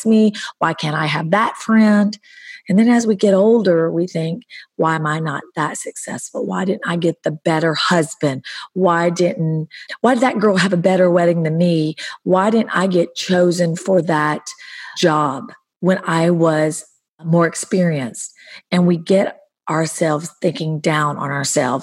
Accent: the South, United States; moved away; also born or lived in Hollywood Hills; From growing up in the South, becoming a foster kid

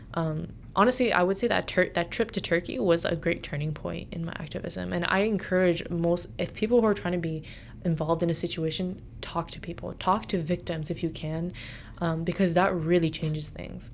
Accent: United States; being born and raised in America

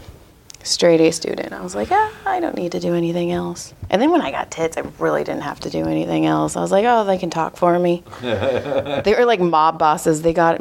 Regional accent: Madera, California, United States; I grew up in Madera, Fresno.

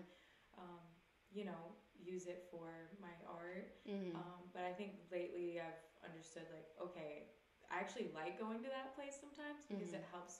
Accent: Greenville, South Carolina, United States; now in Los Angeles, United States; I'm from South Carolina, born mm-hmm. and raised in the South. Really small town called Greenville.

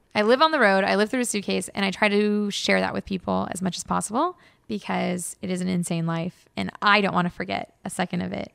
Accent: Los Angeles, California, United States; now in Bay Area, United States; born and raised in Los Angeles

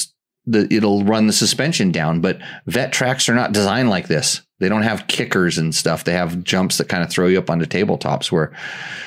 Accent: United States; we're American

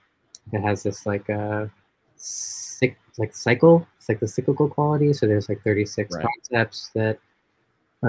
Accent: New York, United States; I grew up mostly in New York

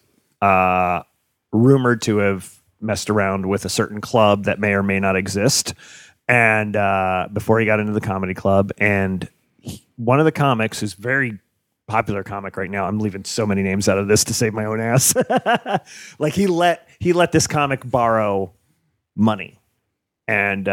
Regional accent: New Jersey, United States; born or raised there; moved away

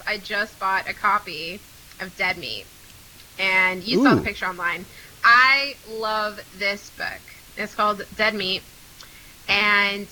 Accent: United States; as an American

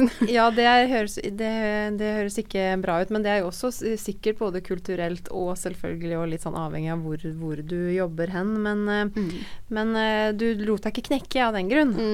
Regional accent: Norway; moved away as an adult; also born or lived in North Dakota, United States; hjemme i Norge

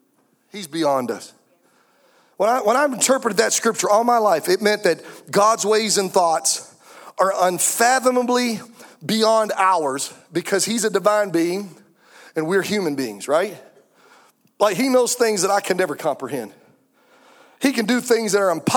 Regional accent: Anderson, South Carolina, United States; we're from Anderson, South Carolina

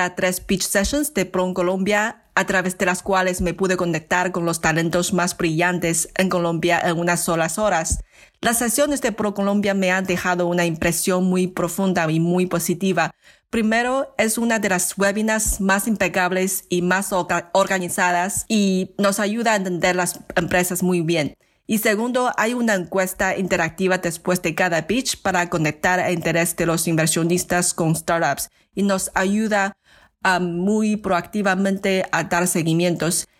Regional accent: China; Spanish is a second language; now in San Francisco, United States; Todos los inversores somos de origen chino y con amplias experiencias vivir fuera de China

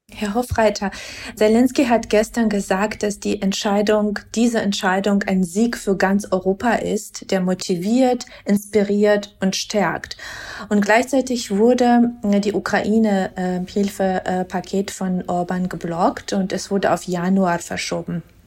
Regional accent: Georgia; moved away; als gebürtige Georgierin

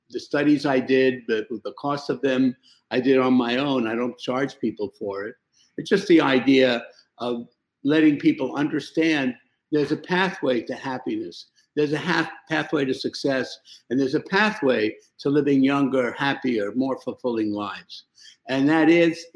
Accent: New York, United States; moved away as an adult; also born or lived in Iraq; I came to New York. I was 7 years old. And basically, I lived in New York until I went to medical school when I was in my early 20s

